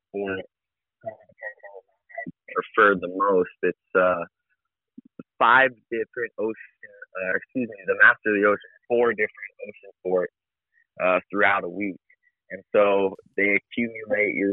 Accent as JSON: {"language": "English", "region": "Hawaii", "country": "United States", "tie": "born or raised there", "said": "growing up here in Hawaii"}